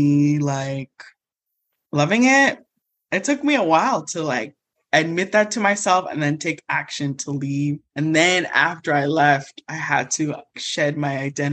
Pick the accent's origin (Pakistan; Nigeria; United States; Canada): Nigeria; I'm Nigerian